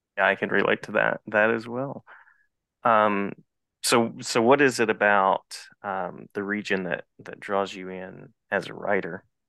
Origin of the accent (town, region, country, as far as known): West Virginia, United States; born or raised there; now in North Carolina, United States